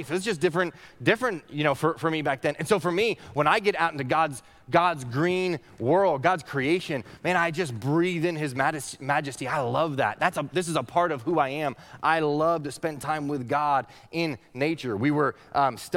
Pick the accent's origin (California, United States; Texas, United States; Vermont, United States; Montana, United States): Vermont, United States; Northeast Kingdom of; When I was a kid, I grew up in the Northeast Kingdom of Vermont